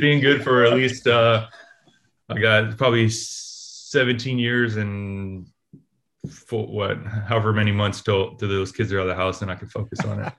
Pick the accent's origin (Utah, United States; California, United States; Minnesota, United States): California, United States; Oakland; I grew up in Oakland.